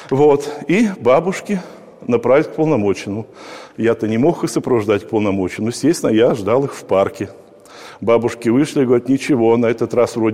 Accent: Yartsevo District, Smolensk Oblast, Russia; я родился в Ярцевском районе.

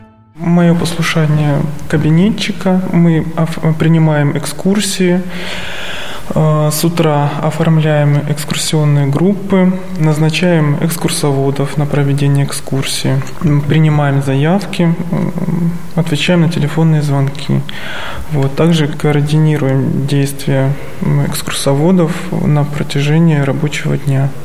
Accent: Stavropol Krai, Russia; moved away as an adult; now in Sergiev Posad, Russia; Я родом из Ставропольского края

